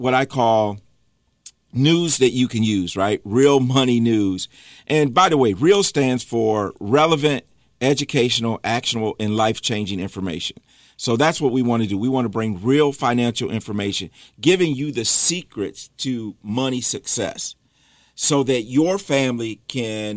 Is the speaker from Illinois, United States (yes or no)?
no; Michigan, United States; moved away as an adult; now in Charlotte, United States; I am from Michigan. I grew up in Michigan, moved to Charlotte in 2014 with my family